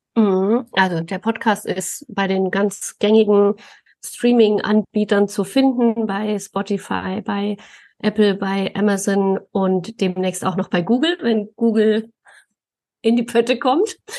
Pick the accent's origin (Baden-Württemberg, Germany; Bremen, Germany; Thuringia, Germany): Thuringia, Germany; Thuringian Forest, Germany; now in Coburg, Germany; ich bin im, im Thüringer Wald aufgewachsen